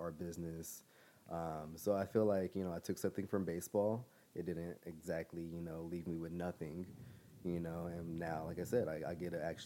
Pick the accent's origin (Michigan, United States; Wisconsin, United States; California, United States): California, United States; San Diego; I've grown and lived in San Diego my whole life.